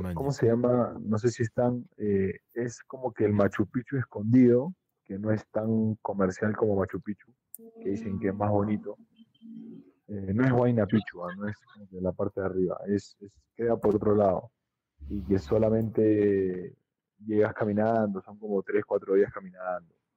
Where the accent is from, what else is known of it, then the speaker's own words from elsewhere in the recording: Avellaneda, Buenos Aires Province, Argentina; moved away; como yo crecí en Avellaneda